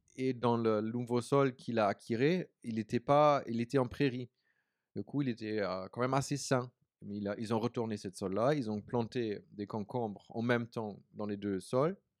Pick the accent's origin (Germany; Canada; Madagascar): Germany; Berlin; French is a second language; moved away as an adult; also born or lived in New Zealand / United States; now in France; je viens de la ville, je viens de Berlin. Je suis né en Allemagne, à Berlin